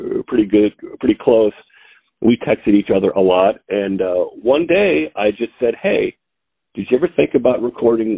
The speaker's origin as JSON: {"language": "English", "town": "Missouri Valley", "region": "Iowa", "country": "United States", "moved": "yes", "lives_now": "Omaha, United States", "said": "I'm from Iowa, a little town right outside of Omaha called Missouri Valley."}